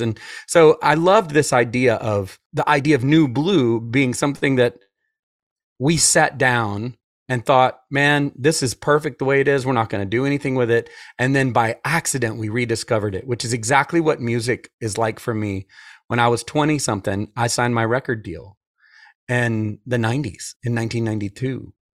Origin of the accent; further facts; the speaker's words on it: Atlanta, Georgia, United States; I'm from Atlanta, so I was raised by wolves